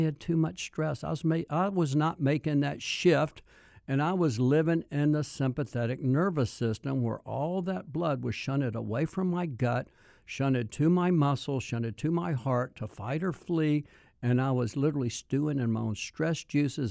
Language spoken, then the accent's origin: English; Mississippi, United States; I was born in Mississippi